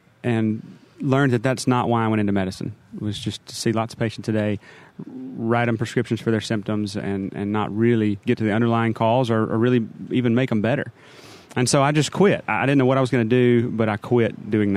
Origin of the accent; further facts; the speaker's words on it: Gadsden, Alabama, United States; now in South Walton, United States; I'm originally from North Alabama. Grew up in Gadsden, which is a little bit northeast of Birmingham